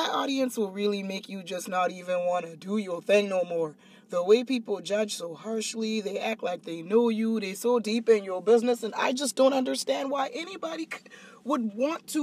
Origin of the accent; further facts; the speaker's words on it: Charleston, United States; moved away as an adult; So my hometown has been taking up this torch against me